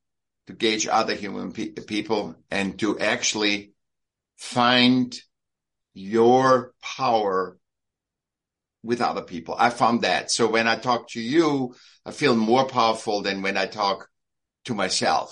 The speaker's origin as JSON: {"language": "English", "region": "Vienna", "country": "Austria", "tie": "born or raised there", "said": "I was born in Vienna"}